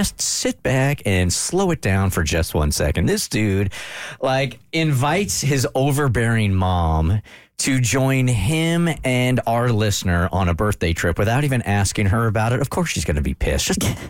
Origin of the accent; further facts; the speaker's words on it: California, United States; I am from California, and I've been on the Pacific Coast Highway a whole bunch of different times.